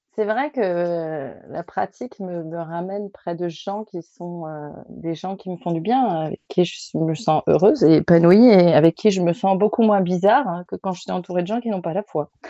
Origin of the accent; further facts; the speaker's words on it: the South, southern France, France; also born or lived in Paris region; je suis du Sud